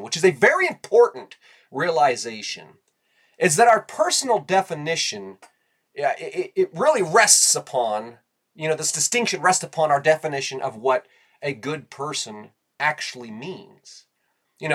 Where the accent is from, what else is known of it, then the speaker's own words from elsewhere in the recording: United States; as Americans